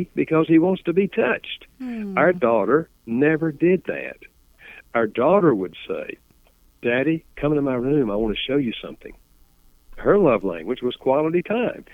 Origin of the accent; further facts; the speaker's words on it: the South, Southern United States, United States; accent: Southern; first language English; I grew up speaking English Southern style